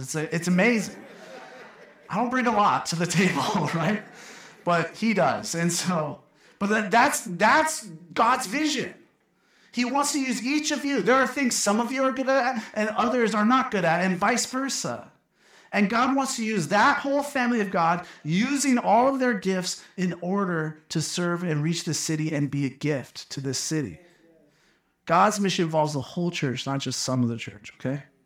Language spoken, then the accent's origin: English; Phoenix, Arizona, United States; now in Flagstaff, United States; I grew up in Phoenix